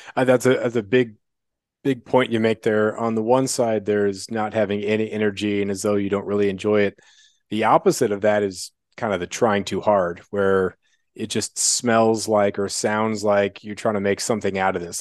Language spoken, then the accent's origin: English; Rocky Ford, Colorado, United States; also born or lived in Greeley, Colorado; I was born in Rocky Ford, Colorado